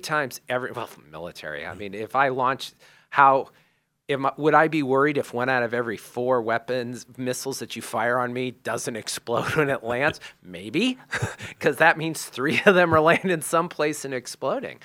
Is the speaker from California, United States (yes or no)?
no; Makaha, Hawaii, United States; we grew up in Makaha in Onawahu, which is a hardcore surfing beach.